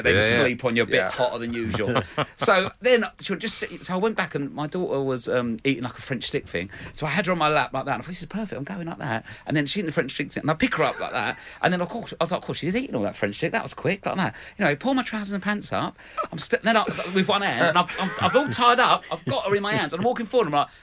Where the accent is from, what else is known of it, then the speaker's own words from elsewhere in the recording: London, United Kingdom; I think I'm from South East London.